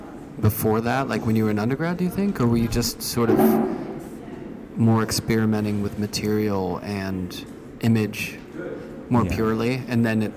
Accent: Pittsburgh, Pennsylvania, United States; I grew up in Pittsburgh, and I went to Pitt for one semester.

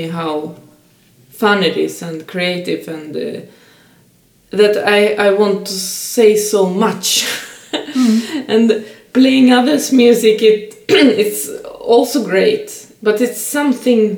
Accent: Saint Petersburg, Russia; now in Stockholm, Sweden; I'm a female musician and born and raised in St. Petersburg, but now living in Stockholm

